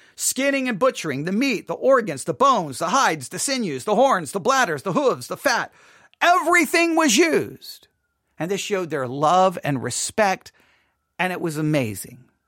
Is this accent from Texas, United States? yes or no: yes; Buffalo Gap, Texas, United States; also born or lived in Abilene, Texas; we moved from Abilene, Texas to Buffalo Gap, Texas. And I loved growing up in Buffalo Gap, Texas.